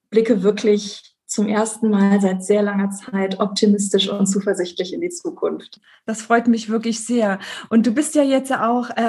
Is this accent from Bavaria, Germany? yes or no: no; North Rhine-Westphalia, Germany; moved away as an adult; also born or lived in France; auch wenn ich leider schon lange nicht mehr im Rheinland lebe, bin ich Rheinländerin im Herzen und äh, bin dort zur Schule gegangen, bin dort aufgewachsen und ähm, habe dann auch erstmal nach dem Abitur dort studiert.